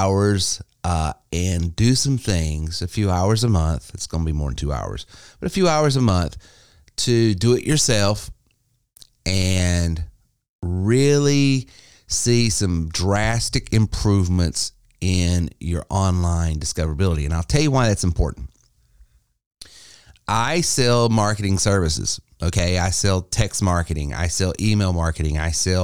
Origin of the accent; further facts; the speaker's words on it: Spartanburg County, South Carolina, United States; here in my hometown here in Spartanburg County